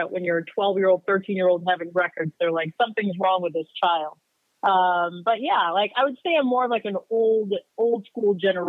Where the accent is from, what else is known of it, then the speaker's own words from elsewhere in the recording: Phoenix, Arizona, United States; also born or lived in Uganda; I am 37 years old. I grew up mainly in Phoenix, but like you said, originally from Uganda, Africa, and then I came here when I was about 8 years old.